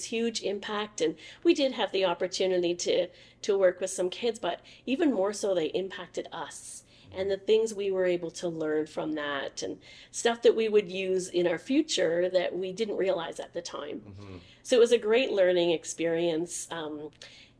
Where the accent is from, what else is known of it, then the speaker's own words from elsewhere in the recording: Oshawa, Ontario, Canada; now in Leamington, Canada; I was born and raised in Oshawa, Ontario.